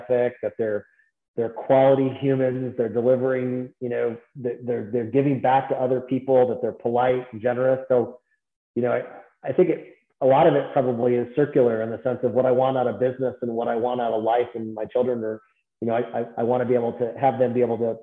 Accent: Naperville, Illinois, United States; also born or lived in Fargo, North Dakota; Naperville, Illinois, 30 miles outside of Chicago

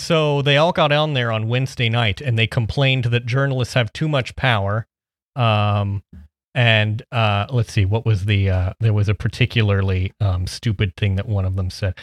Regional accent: Midwest, United States; I'm from the Midwest

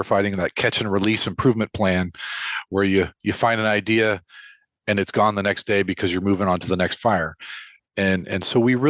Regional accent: Lubbock, Texas, United States; I grew up in Lubbock, Texas, which may not show up on many maps that people recognize

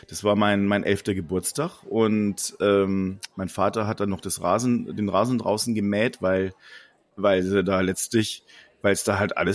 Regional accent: Bavaria, Germany; ich komme aus der aus Ostbayern

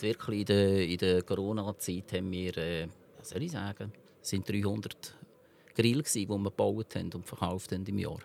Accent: Switzerland; der elterlichen Betrieb, wo ich aufgewachsen bin, in Honeri oder Hohenrhein

